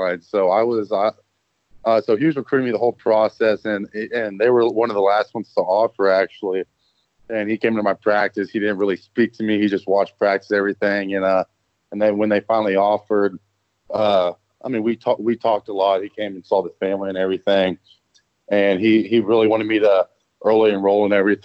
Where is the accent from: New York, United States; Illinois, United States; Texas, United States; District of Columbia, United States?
Texas, United States; Dallas; I grew up in Dallas, and so I wanted to be a Texas Longhorn